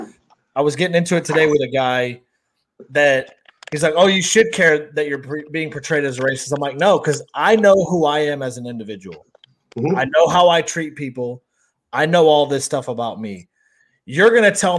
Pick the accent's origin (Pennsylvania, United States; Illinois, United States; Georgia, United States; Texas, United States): Texas, United States; also born or lived in Western New York; I've lived in Texas pretty much my whole life